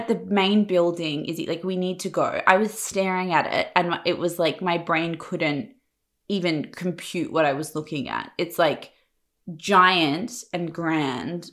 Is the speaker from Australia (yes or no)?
yes; Perth, Western Australia, Australia; moved away as an adult; also born or lived in Sydney; I'm from Perth